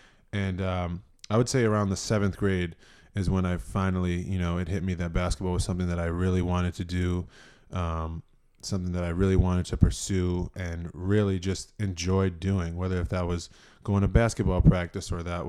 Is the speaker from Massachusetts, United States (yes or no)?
yes; Methuen, Massachusetts, United States; I think just a small town kid, you know, born and raised in Methuen, Massachusetts.